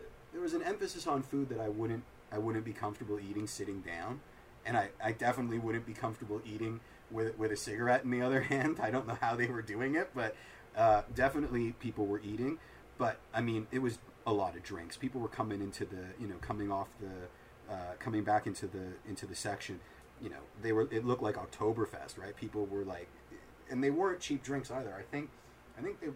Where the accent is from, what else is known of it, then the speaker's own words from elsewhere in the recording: Toronto, Ontario, Canada; we're from Toronto